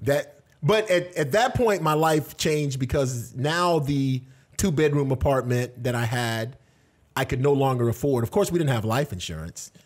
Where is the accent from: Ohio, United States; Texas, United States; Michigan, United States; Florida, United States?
Florida, United States; Tampa; also born or lived in Washington; I was born in Tampa, Florida, so I'm originally from this area